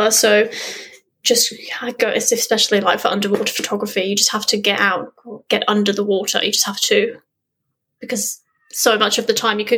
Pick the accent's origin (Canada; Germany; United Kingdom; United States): United Kingdom; England; I growing up in England, as I said, I never would have dreamt that I would have been able to see a humpback